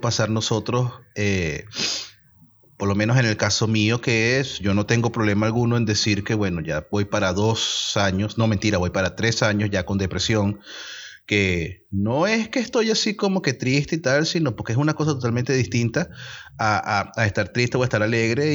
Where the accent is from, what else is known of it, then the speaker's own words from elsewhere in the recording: Venezuela; moved away; como buenos venezolanos que somos, que estamos en otros países